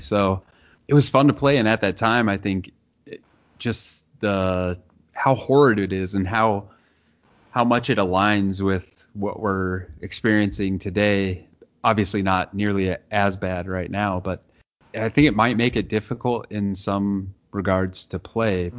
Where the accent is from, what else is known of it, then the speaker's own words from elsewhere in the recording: Nebraska, United States; I grew up in Nebraska in a town of 7,000